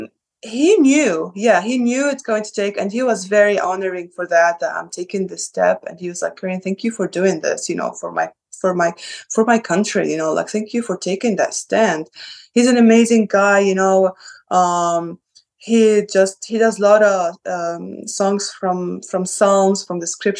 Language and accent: English; Sidon, South Governorate, Lebanon; now in United States; I'm from the south of Lebanon. I am from the south. I'm from Sidon.